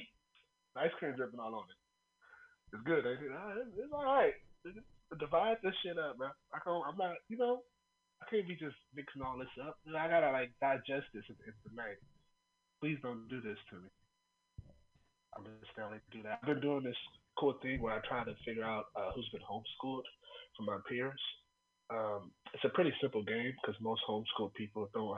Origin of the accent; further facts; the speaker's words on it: Oakland, California, United States; I'm from Oakland